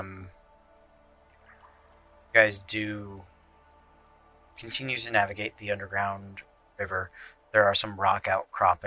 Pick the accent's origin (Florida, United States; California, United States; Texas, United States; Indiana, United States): Florida, United States; we're from Florida